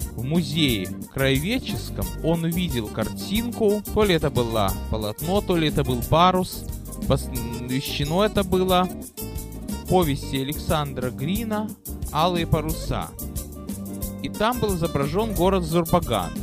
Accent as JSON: {"language": "Russian", "town": "Odesa", "region": "Odesa Oblast", "country": "Ukraine", "tie": "born or raised there", "moved": "yes", "lives_now": "San Francisco, United States", "said": "мой родной город"}